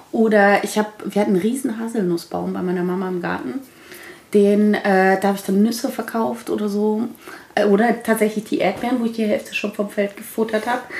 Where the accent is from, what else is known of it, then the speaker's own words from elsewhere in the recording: Berlin, Germany; als Berliner